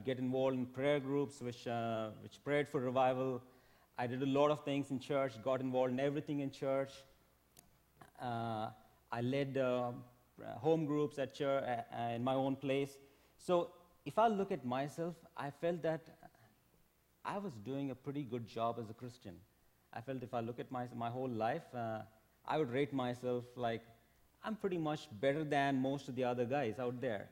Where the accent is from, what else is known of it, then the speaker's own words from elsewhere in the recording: India; moved away as an adult; I'm from India. I came here for work